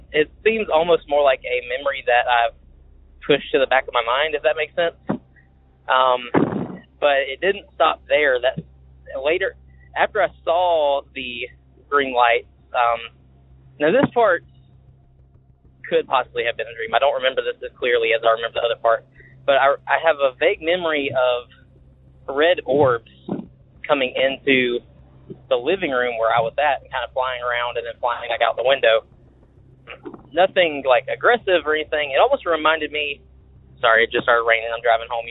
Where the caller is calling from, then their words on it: Macon, Georgia, United States; I'm calling from Macon, Georgia